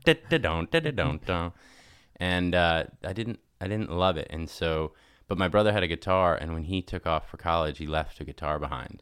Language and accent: English; Nashville, Tennessee, United States; moved away as an adult; also born or lived in Los Angeles; I was growing up in Nashville